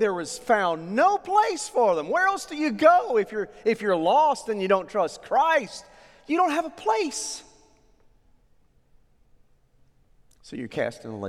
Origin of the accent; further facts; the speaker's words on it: Oklahoma, United States; I grew up in Oklahoma